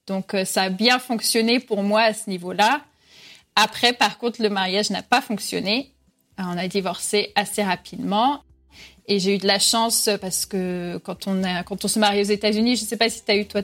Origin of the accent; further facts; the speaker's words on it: Reims, Grand Est, France; moved away as an adult; also born or lived in Vichy / Vosges / Bordeaux / Madrid; now in Miami, United States; Donc, je suis née à Reims, mais on a vécu à Vichy, dans les Vosges, de retour à Reims. j'ai étudié à Bordeaux.